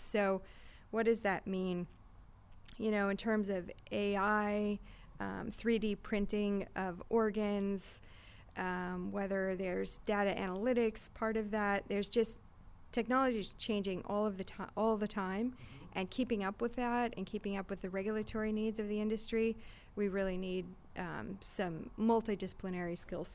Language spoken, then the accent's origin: English; Michigan, United States; now in San Diego, United States; I grew up in Michigan.